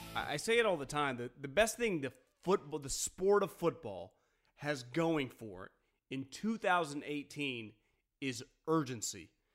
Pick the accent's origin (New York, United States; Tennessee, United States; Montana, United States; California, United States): California, United States; Davis; born and raised in Davis, California, a university town